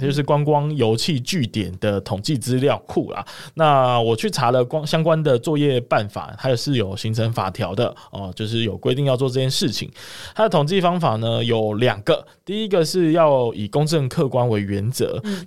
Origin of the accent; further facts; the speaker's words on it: Kaohsiung, Taiwan; 身为高雄人的我